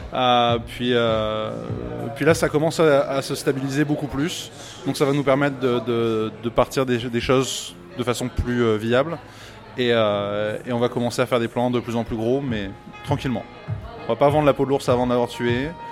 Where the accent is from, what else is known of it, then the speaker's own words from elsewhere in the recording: France; moved away as an adult; now in Montreal, Canada; moi je suis français de France